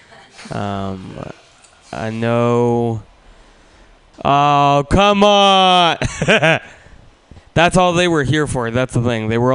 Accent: Russia; now in San Francisco, United States; I'm not from San Francisco. I was born in Russia, and I moved from Russia to San Francisco

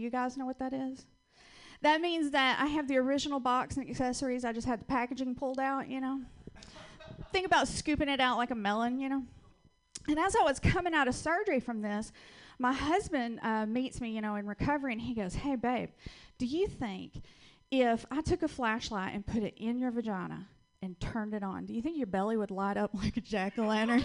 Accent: Georgia, United States; accent: Southern; now in Portland, United States; I am originally from Georgia. That's where I get this wonderful little accent from that I can't get rid

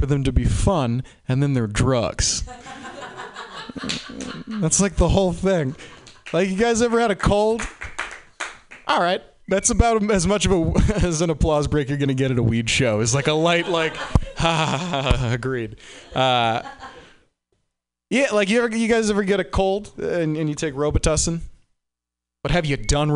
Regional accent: Boston, Massachusetts, United States; I'm from Boston

